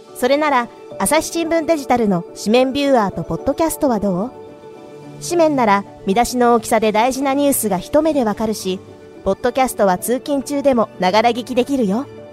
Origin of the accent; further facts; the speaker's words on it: Osaka, Japan; 私は大阪府の出身なんですが